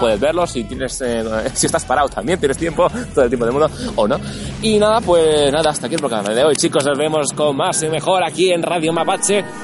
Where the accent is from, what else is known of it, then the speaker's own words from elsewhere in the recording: Barcelona, Catalonia, Spain; yo soy de Barcelona